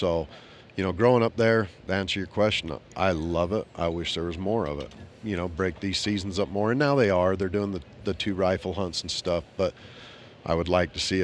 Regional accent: Southern Utah, United States; I grew up in Southern Utah

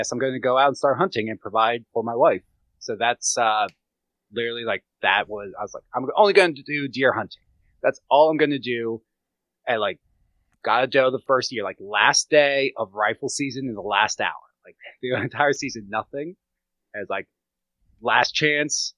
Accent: Gettysburg, Pennsylvania, United States; I grew up around hunters in Gettysburg, but did not hunt

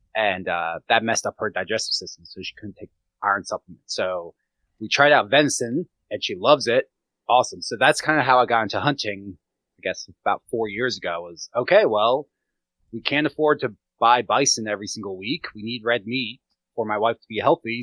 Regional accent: Gettysburg, Pennsylvania, United States; I grew up around hunters in Gettysburg

